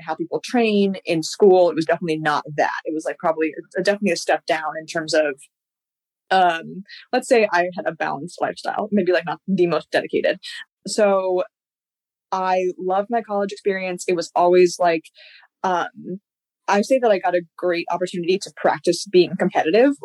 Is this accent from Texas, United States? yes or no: no; California, United States; I grew up in California, went through like California track